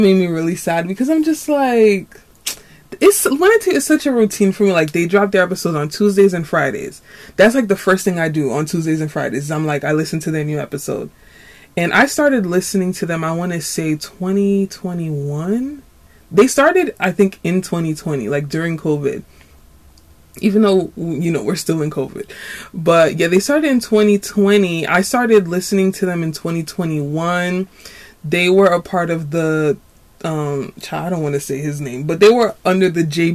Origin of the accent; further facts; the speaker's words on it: New York, United States; I'm from New York. I'm a New Yorker.